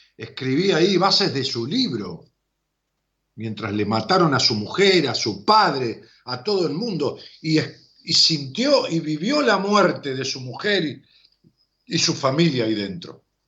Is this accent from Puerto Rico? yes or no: no; Argentina; los argentinos, melancólicos, dramáticos, que nunca salimos de la historia